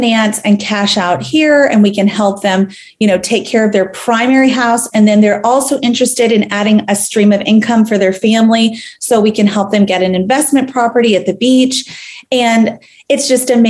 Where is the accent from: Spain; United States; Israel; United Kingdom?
United States; Tampa, Florida; now in Charlotte, United States; my hometown of Tampa Bay